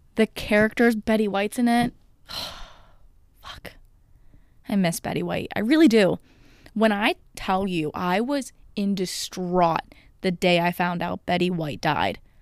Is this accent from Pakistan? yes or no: no; United States; I am an American